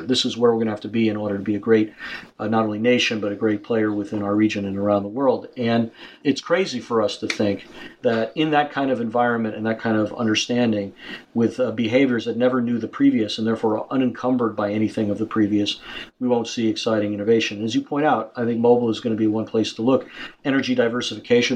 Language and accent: English; United States; as an American, in particular as an American